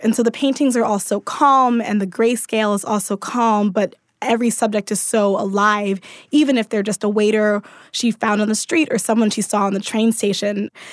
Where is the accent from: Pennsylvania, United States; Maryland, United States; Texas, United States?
Maryland, United States; Baltimore; I'm from Baltimore